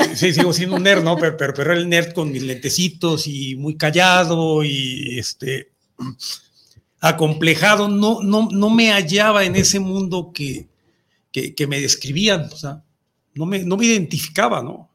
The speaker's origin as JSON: {"language": "Spanish", "country": "Mexico", "said": "nuestra cultura como mexicanos"}